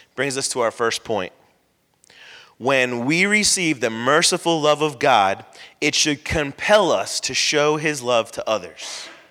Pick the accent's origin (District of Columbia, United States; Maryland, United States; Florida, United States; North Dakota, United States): Florida, United States; I grew up in Florida, so I can, I wasn't born here, but I consider myself a Florida boy